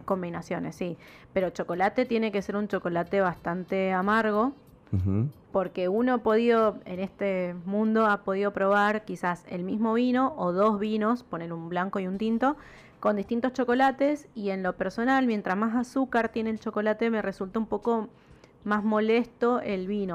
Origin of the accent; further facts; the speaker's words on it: Mendoza, Argentina; accent: tonada mendocina; nuestra tonada mendocina